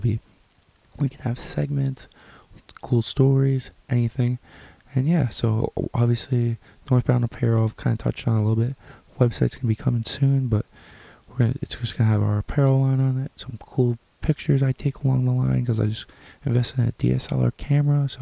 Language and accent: English; Sarnia, Ontario, Canada; I am from Canada, more specifically Sarnia, Ontario